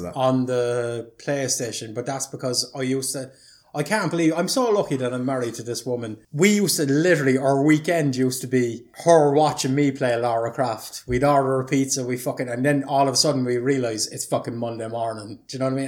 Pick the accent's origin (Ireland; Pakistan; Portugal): Ireland; being an Irish person